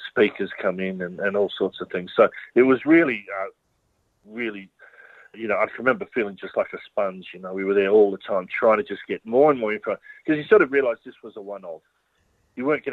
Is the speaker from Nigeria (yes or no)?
no; Australia; being someone growing up in Australia